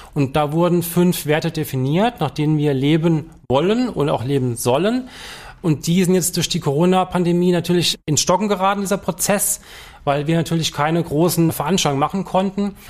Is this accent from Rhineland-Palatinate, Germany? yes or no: yes; Palatinate Forest, Rhineland-Palatinate, Germany; moved away as an adult; also born or lived in Trier; now in Mannheim, Germany; Ich bin waschechter Pfälzer, bin im Pfälzerwald groß geworden